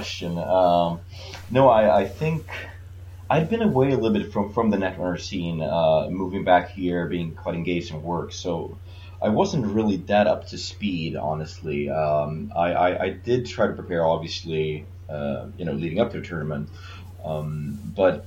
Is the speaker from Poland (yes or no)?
no; Sweden; now in Indonesia; I'm from Sweden originally, and so when I was living in Sweden